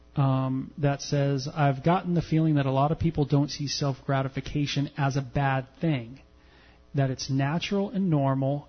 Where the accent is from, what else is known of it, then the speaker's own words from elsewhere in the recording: Southern California, United States; as a man growing up in Southern California